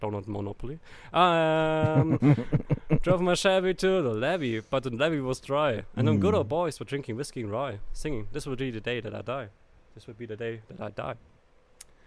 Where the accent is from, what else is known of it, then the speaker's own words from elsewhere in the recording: Germany; English is a second language; I'm from Germany